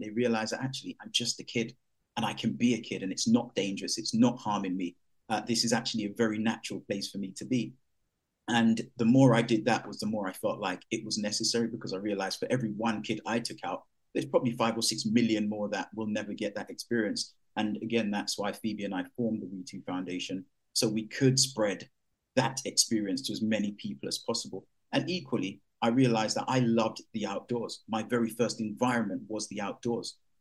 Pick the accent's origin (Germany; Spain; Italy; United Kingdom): United Kingdom; London; growing up in East London